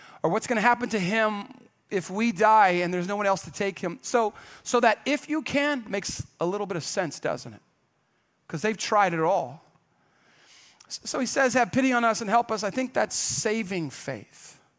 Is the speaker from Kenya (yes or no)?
yes; Kenya; now in United States; because I grew up in Kenya, everybody. My parents were missionaries.